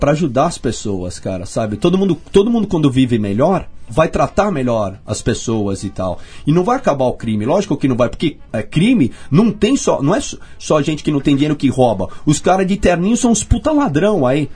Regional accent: São Paulo, Brazil; accent: paulistano; sou muito paulistano

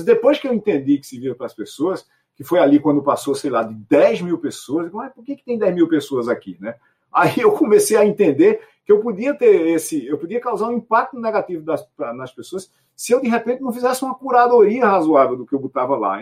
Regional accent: Itaporanga, Paraíba, Brazil; minha cidade, Itaperuá, no interior da Paraíba

